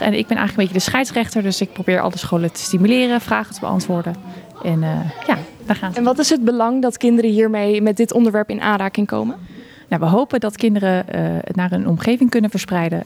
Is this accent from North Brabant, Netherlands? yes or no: yes; Eindhoven, North Brabant, Netherlands; ik kom uit Eindhoven